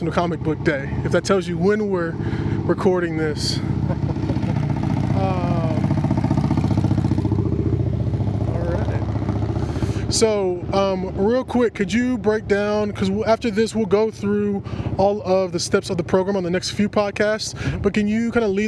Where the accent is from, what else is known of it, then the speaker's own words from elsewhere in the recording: Kentucky, United States; also born or lived in Kansas City; now in Coeur d'Alene, United States; When I moved from Kentucky, where I'm originally from, to Kansas City